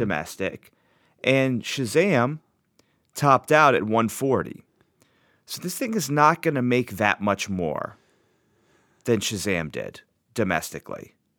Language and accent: English; New Jersey, United States; I'm from South Jersey, after all.